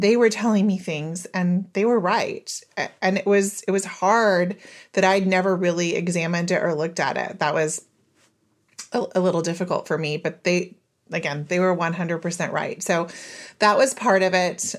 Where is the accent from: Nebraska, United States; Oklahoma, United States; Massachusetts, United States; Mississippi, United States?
Oklahoma, United States; moved away as an adult; also born or lived in Israel; I was born and raised in Oklahoma. I lived there, um, all through my formative years until I was twenty-four.